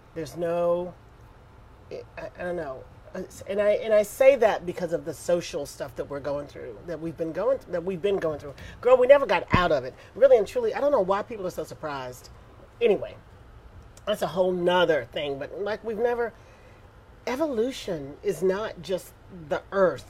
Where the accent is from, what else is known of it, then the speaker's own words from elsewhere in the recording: Houston, Texas, United States; I'm from Houston, Texas